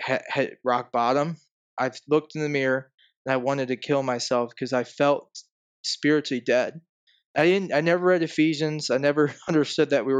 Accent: Cleveland, Ohio, United States; I'm from Cleveland, Ohio, originally

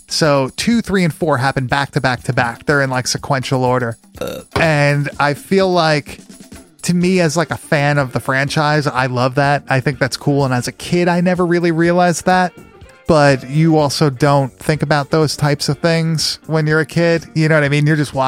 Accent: Long Island, New York, United States; growing up on Long Island.

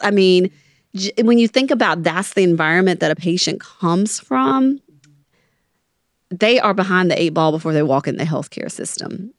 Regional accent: Mississippi, United States; now in New Orleans, United States; I grew up in Mississippi

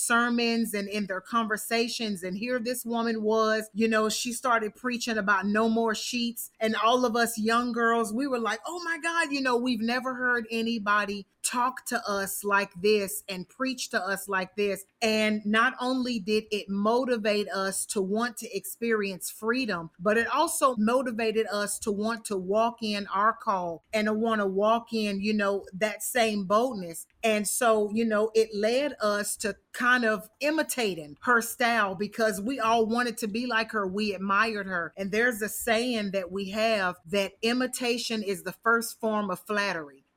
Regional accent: the South, United States; growing up in the South

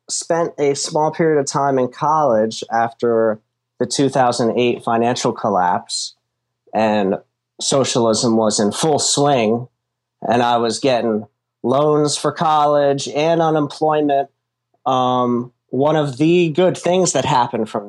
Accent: Trenton, New Jersey, United States; also born or lived in Philadelphia, Pennsylvania; now in Florida, United States; Trenton, New Jersey, which is my hometown.

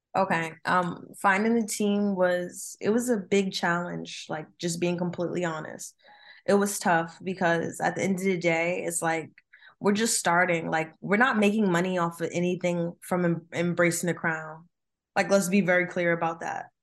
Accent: New Jersey, United States; I'm from Jersey

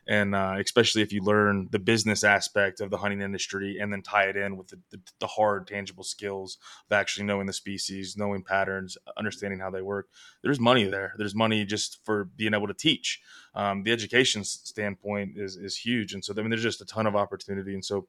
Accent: the mountains of Virginia, United States; moved away as an adult; Cause I'm from the East Coast. I'm from the mountains of Virginia, and you know, it's whitetail and turkey. And, you know, I know a little bit about that, and I've dabbled in out here West for the past 3 years

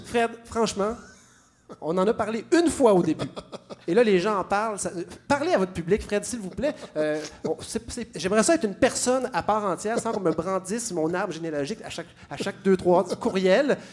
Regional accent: Montreal, Quebec, Canada; je suis Montréalais, j'adore ma ville

